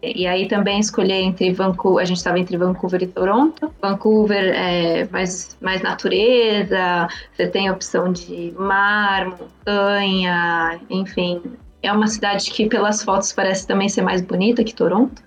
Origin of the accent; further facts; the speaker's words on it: São Paulo, Brazil; moved away as an adult; also born or lived in New Westminster, Canada; now in Canada; eu também sou de São Paulo